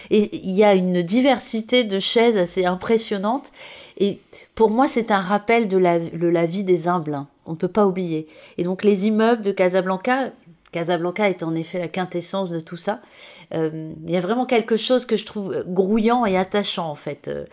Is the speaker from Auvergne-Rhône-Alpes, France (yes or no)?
no; Provence-Alpes-Côte d'Azur, France; je viens de la Côte d'Azur